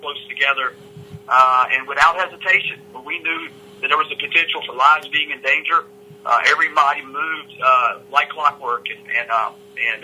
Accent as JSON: {"language": "English", "town": "Vanceboro", "region": "North Carolina", "country": "United States", "tie": "born or raised there", "lives_now": "Greenville, United States", "said": "I was born and raised in Craven County, a son of Vanceburg"}